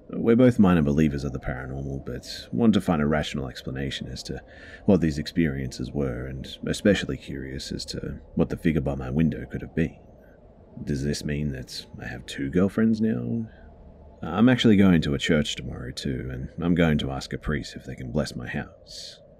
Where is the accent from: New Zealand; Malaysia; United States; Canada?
Malaysia; it's definitely not because I'm from Malaysia and uh, we don't have foxes here.